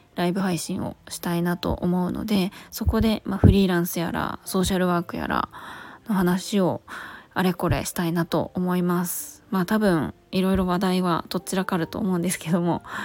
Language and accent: Japanese; Chiba, Japan; also born or lived in Finland; 私千葉県出身なんですけども